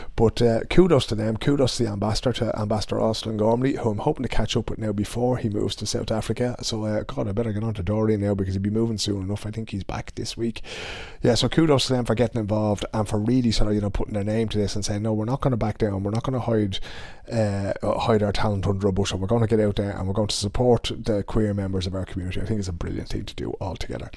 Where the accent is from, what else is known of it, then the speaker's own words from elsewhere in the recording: Dublin, Leinster, Ireland; moved away as an adult; now in Stockholm, Sweden; When I was growing up in Dublin